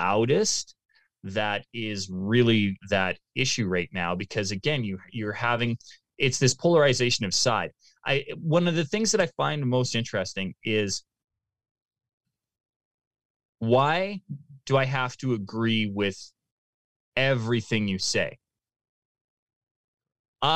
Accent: Canada; as a Canadian

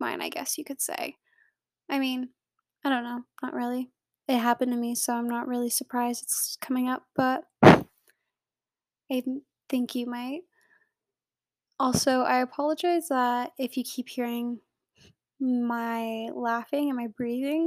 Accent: United States; I am American

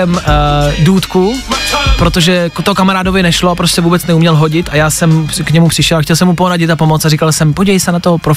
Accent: Olomouc Region, Czechia; A jako viděl jsem to, ale myslím, že tolik jsme to v tom tělocviku neměli a jsem z Olomouckého kraje.

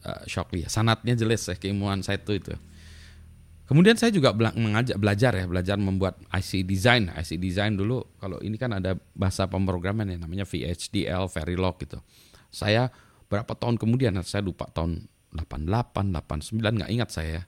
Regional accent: Winnipeg, Manitoba, Canada; Udah pulang ke, ke lagi ke kampung halaman saya Winnipeg ya di Manitoba, Kanada itu mudik gitu

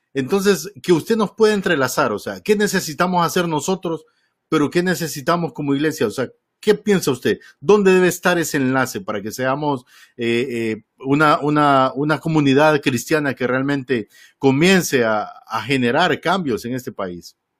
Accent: Honduras; tenía muchos años de no escuchar radio eh, tradicional en mi país, el otro día camino al trabajo iba escuchando una de las emisoras, no me acuerdo si era Radio América o HRN

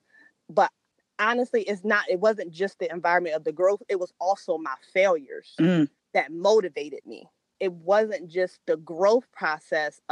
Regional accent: Salisbury, Maryland, United States; moved away; my hometown, Salisbury, Maryland

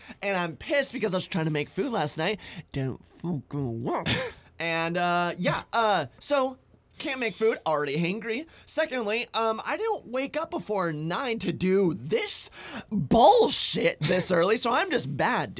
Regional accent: United Kingdom; Dude, I'm a British person.

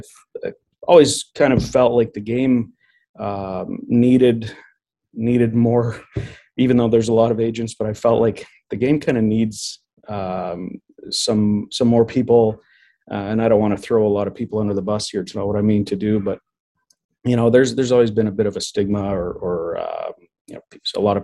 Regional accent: Manitoba, Canada; also born or lived in Mexico; we moved back and forth a few times when I was a young child until I was 9 is when we settled in Manitoba permanently

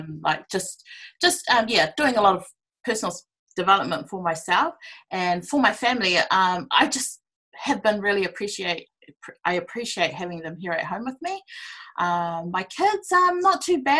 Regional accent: Auckland, New Zealand; also born or lived in Cook Islands (ancestry); I'm from the Cook Islands, born and raised in Auckland, South Auckland, Otara

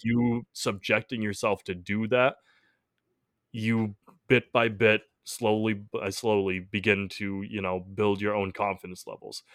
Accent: Massachusetts, United States; we're from the Massachusetts area

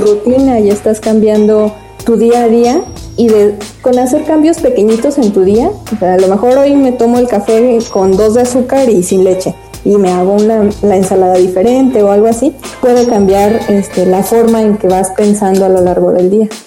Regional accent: Mexico; nos sentimos muy orgullosos de ser mexicanos

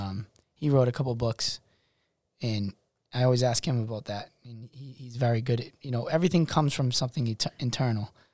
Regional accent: Worcester, Massachusetts, United States; I'm from Worcester, Massachusetts.

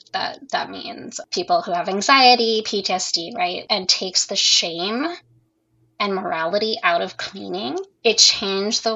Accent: California, United States; I'm from California and queer

